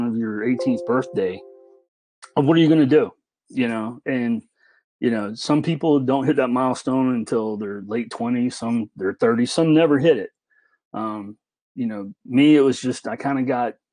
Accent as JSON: {"language": "English", "region": "the South", "country": "United States", "tie": "born or raised there", "said": "growing up in the South"}